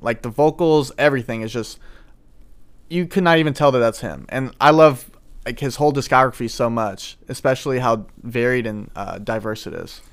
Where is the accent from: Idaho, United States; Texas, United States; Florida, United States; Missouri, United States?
Missouri, United States; St. Louis; I'm from Saint Louis.